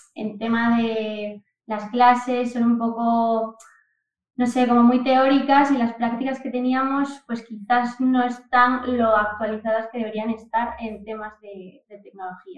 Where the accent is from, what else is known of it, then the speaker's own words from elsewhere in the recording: Oviedo, Asturias, Spain; also born or lived in Camuño, Salas, Asturias; soy de Oviedo y, bueno, toda mi infancia he estado un poco entre Oviedo y Camuño que es mi pueblo que está en el Concejo de Salas, ahí en Asturias también